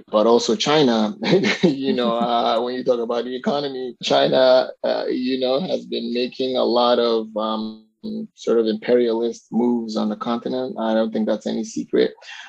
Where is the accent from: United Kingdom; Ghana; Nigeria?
Nigeria; I guess my connection to Nigeria is I'm Nigerian, so we'll start there. Born and raised. … I am from Nigeria.